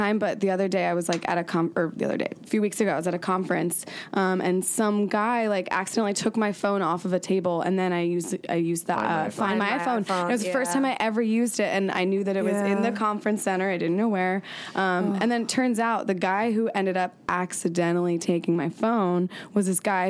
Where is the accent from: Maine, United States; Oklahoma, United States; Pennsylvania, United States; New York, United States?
Pennsylvania, United States